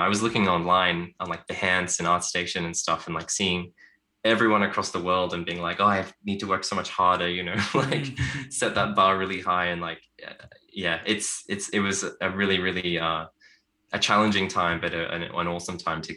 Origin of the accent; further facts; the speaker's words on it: Australia; growing up in Australia